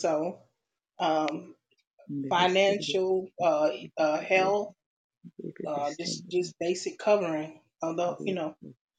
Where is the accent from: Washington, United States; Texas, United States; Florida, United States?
Florida, United States; now in Atlanta, United States; I'm in, right now I'm in Atlanta. I'm actually from Florida though, originally, but we've been up here for a little while.